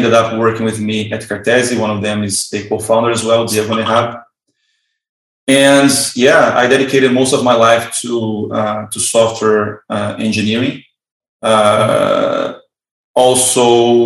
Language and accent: English; Rio de Janeiro, Brazil; moved away as an adult; I'm originally from Brazil